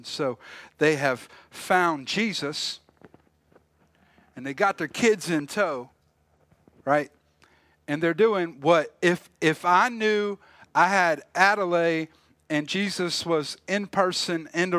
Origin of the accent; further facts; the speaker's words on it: South Carolina, United States; we were talking about growing up where I grew up in South Carolina. My parents are from here, both have family here, but they moved away. And so I lived right outside of Charleston.